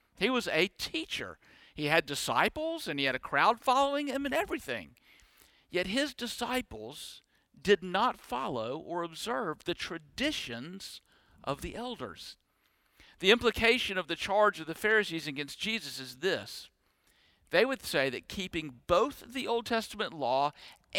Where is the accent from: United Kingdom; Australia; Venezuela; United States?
United States; Deep South; born and bred in the Deep South